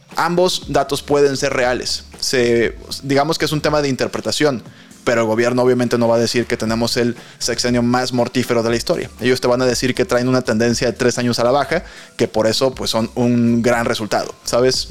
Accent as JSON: {"language": "Spanish", "country": "Mexico", "said": "como mexicanos"}